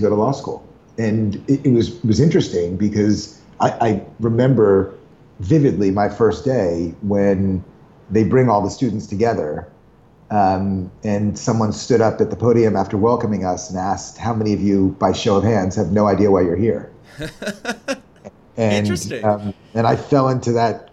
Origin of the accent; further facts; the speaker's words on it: Westchester, outside of New York City, United States; I grew up in Westchester, outside of New York City.